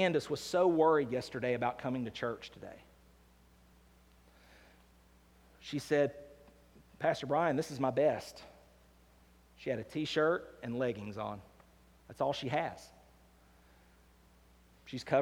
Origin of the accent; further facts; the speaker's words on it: United States; I live in America. I'm an American